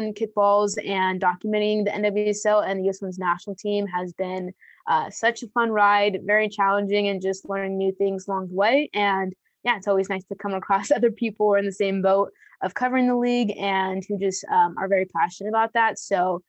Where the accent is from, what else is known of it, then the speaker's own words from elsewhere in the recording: Moreno Valley, California, United States; she's from my hometown, our moms are coworkers